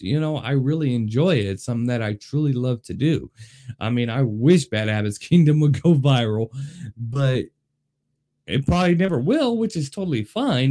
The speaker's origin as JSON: {"language": "English", "town": "Las Vegas", "region": "Nevada", "country": "United States", "tie": "born or raised there", "said": "I am born and raised in Las Vegas"}